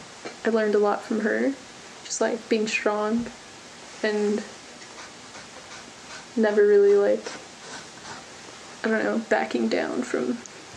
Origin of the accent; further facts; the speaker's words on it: San Pedro, California, United States; also born or lived in Torrance, California; I was born in Torrance, but I was raised in San Pedro, California.